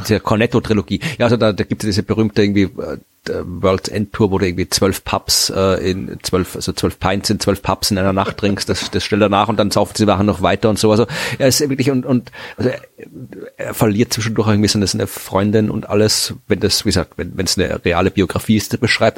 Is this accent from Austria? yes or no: yes; Austria; als Österreicher